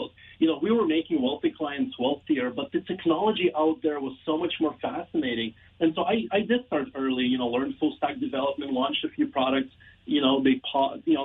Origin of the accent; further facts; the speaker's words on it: Ukraine; also born or lived in Toronto; now in Canada; I'm an immigrant from Ukraine